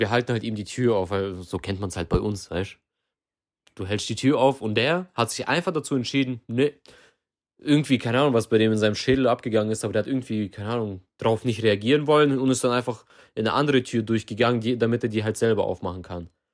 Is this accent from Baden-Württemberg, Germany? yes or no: yes; Baden-Württemberg, Germany; hier bei uns in Baden-Württemberg